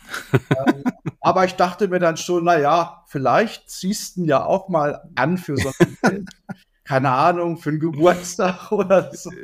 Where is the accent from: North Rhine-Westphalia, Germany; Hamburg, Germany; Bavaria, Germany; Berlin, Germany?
North Rhine-Westphalia, Germany; Dortmund; moved away; meiner Heimatstadt Dortmund